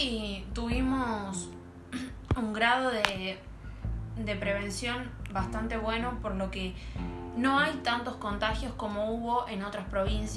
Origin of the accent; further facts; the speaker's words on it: Argentina; nuestro país